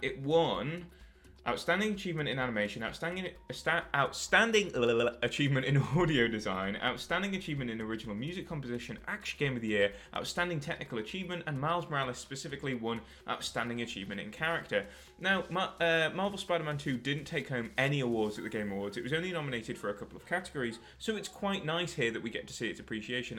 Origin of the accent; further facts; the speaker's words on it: United Kingdom; I'm a Brit myself